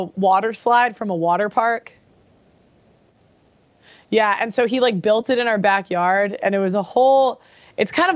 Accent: Chicago, Illinois, United States; moved away as an adult; now in London, United Kingdom; I'm from a Chicago suburb, and I have 9 siblings. I'm from Chicago

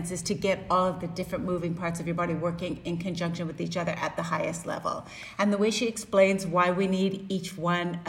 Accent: Canada; I'm Canadian

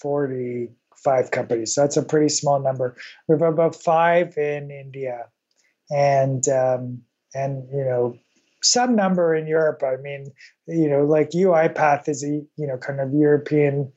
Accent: Canada; I grew up in Canada, which, you know, a little bit like Australia

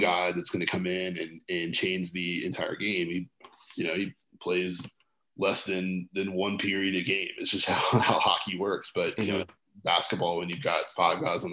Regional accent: North Carolina, United States; I've born and raised in North Carolina

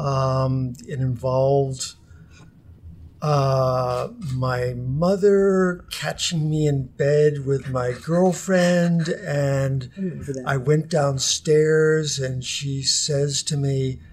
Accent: New Jersey, United States; moved away; also born or lived in Long Island, New York / Philadelphia / Utah; we moved to New Jersey when I was in about fifth grade, so I kind of feel like I was really New Jersey because I lived there until I graduated from high school

